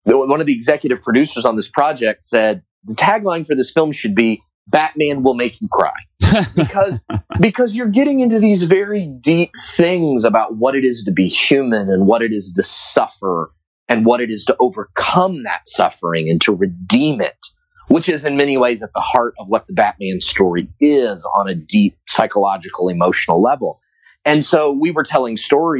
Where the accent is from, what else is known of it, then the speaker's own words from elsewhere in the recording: Tampa, Florida, United States; my hometown of Tampa, Florida